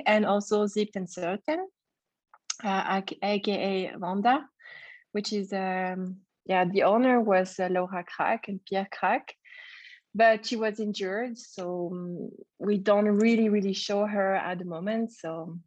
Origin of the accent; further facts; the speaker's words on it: French part of Switzerland, Romandy, Switzerland; I grew up in the French part of Switzerland